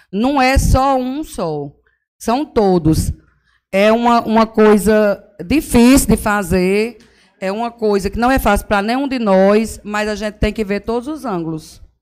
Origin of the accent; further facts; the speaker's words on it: São Bento, Paraíba, Brazil; born there; eu nasci em São Bento, e conheça aquele mercado do jeito que ele era original